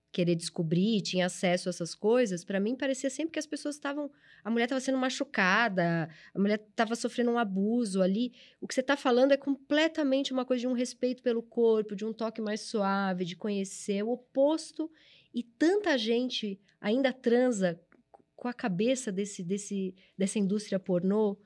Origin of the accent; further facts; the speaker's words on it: São Paulo, Brazil; É, eu sou da ZL também, eu nasci no Tatuapé